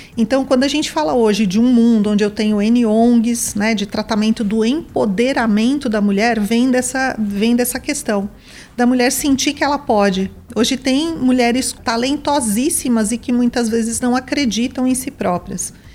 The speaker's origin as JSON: {"language": "Portuguese", "region": "São Paulo", "country": "Brazil", "tie": "born or raised there", "also_born_or_lived": "São Caetano do Sul", "said": "Eu nasci numa cidade do ABC, em São Caetano do Sul, mas fui criada em São Paulo"}